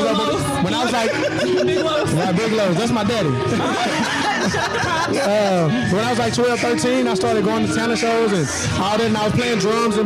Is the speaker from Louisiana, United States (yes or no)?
yes; Shreveport, Louisiana, United States; moved away as an adult; now in Dallas, United States; Born and raised in Shreveport, Louisiana